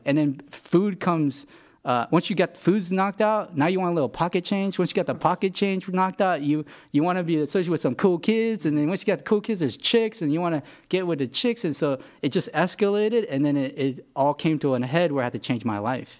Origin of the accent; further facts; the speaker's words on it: Los Angeles, California, United States; also born or lived in Korea; I'm from L A.